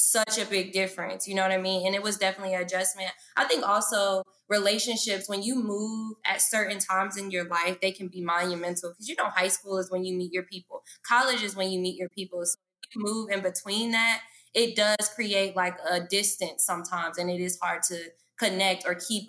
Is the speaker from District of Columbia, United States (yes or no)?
no; Atlanta, Georgia, United States; also born or lived in Indianapolis, Indiana; I'm from Indianapolis, Indiana, but I moved here when I was 3. Here is Atlanta. And ever since then, yeah, like it's been a journey. Atlanta has made me, raised me